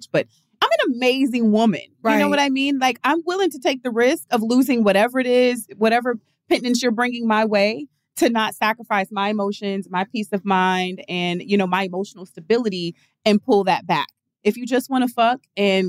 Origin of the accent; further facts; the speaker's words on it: the South, United States; I grew up in the South